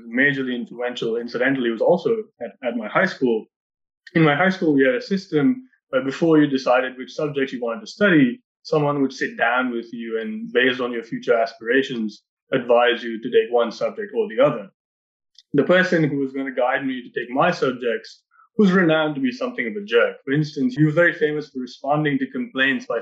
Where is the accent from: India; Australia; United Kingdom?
India; Mumbai, Maharashtra; now in Sitka, United States; I grew up in Bombay in India